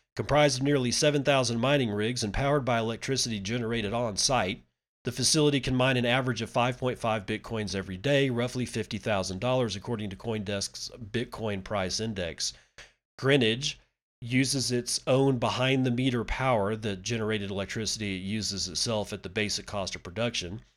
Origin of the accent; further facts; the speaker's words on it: Permian Basin, Texas, United States; growing up in the Permian Basin